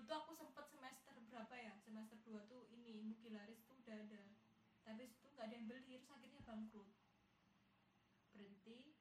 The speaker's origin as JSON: {"language": "Indonesian", "town": "Yogyakarta", "region": "Special Region of Yogyakarta", "country": "Indonesia", "tie": "born or raised there", "accent": "medok (Javanese)", "said": "aku ngomongnya medok. Nggak bisa Sunda"}